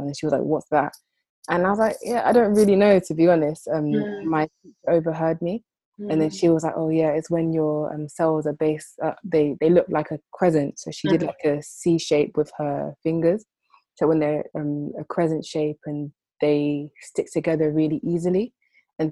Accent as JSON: {"language": "English", "region": "London", "country": "United Kingdom", "tie": "born or raised there", "said": "I'm Nigerian. Well, my parents are Nigerian. I've been born, bred in the UK, in London"}